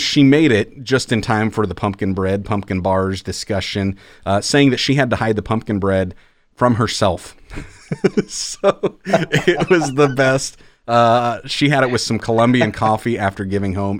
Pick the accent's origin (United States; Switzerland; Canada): United States; Iowa; growing up in Iowa, it's not Christmas until the first snowfall hits